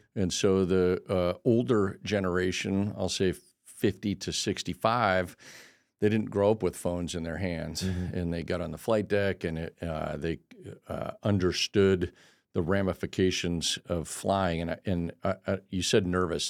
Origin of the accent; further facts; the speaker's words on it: El Cajon, California, United States; moved away; also born or lived in Denver, Colorado; I grew up in El Cajon, California